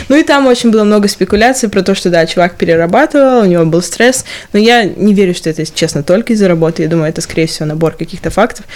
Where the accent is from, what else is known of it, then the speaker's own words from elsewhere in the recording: Stavropol, Stavropol Krai, Russia; accent: Stavropol; also born or lived in Moscow; now in London, United Kingdom; Есть у меня ставропольский акцент в русском?